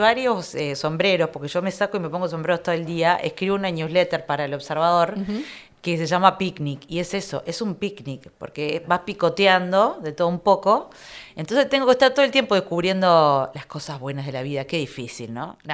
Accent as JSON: {"language": "Spanish", "town": "Piriápolis", "region": "Maldonado", "country": "Uruguay", "tie": "born or raised there", "said": "Yo soy de Piriápolis también, yo soy de Piriápolis"}